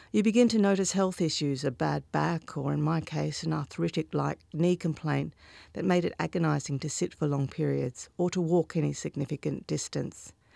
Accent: Northampton, Western Australia, Australia; I grew up in Northampton, a small town in the Midwest region of Western Australia

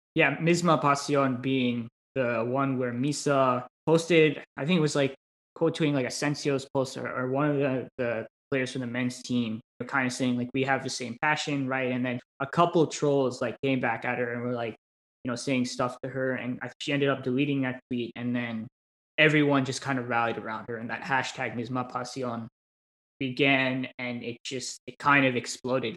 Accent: United States; as an American

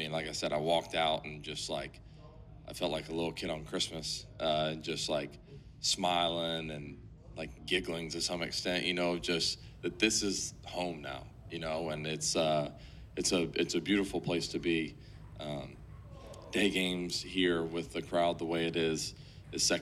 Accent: Atlanta, Georgia, United States; moved away as an adult; now in Chicago, United States; I left my hometown team to be here

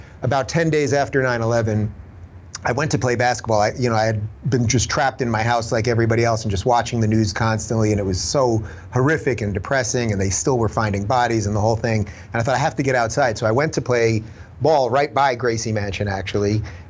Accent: Long Island, New York, United States; also born or lived in Brooklyn; I'm from New York originally, born in Brooklyn, grew up in Long Island, had a lot of family living in New York City at the time.

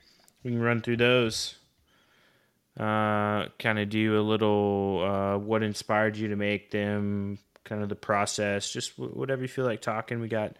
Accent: Oklahoma, United States; I grew up in Oklahoma

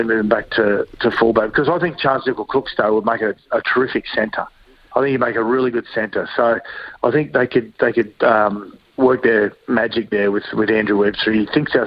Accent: Queensland, Australia; as a Queenslander

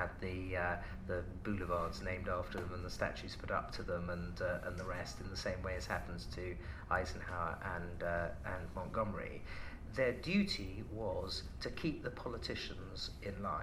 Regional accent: United Kingdom; I'm a British patriot

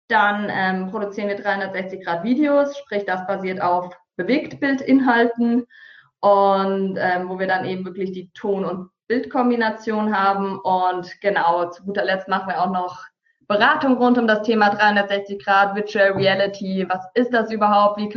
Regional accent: Hesse, Germany; now in Hamburg, Germany; Wie gesagt, ursprünglich komme ich aus dem Taunus, bin dann anschließend nach Hamburg gekommen, um hier eine Ausbildung zur Medienkauffrau zu machen.

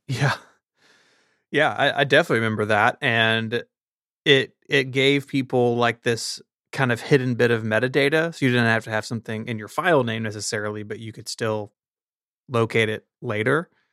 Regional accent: Memphis, Tennessee, United States; Memphis is in my hometown

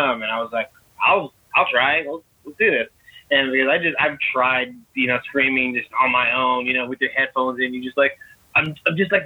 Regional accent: Long Beach, California, United States; moved away; also born or lived in Oregon; I grew up in Long Beach, California, and we grew up across the street from this youth group place

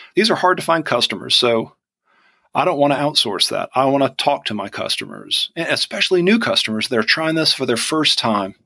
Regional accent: Georgia, United States; accent: Southern; also born or lived in Vidalia, Georgia / Atlanta, Georgia

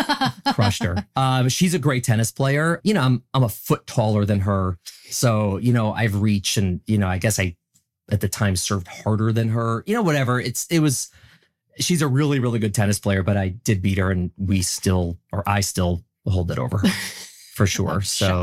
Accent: Midwest, United States; And I'm from the Midwest. I'm a nice guy.

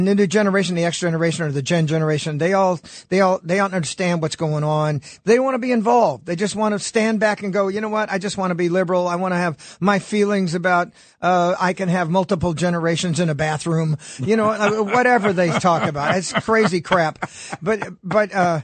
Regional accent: Sacramento, California, United States; I'm a farmer from Sacramento, California

